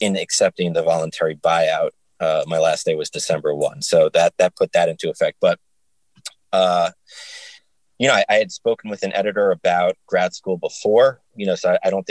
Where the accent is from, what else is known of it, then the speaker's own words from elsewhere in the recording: New York, United States; moved away as an adult; also born or lived in Binghamton, New York; now in Nashville, United States; I'm from New York. My family's all there